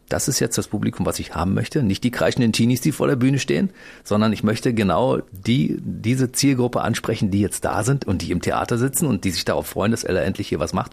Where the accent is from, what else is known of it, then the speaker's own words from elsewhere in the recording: East Germany, Germany; Ich bin aus dem Osten, ja.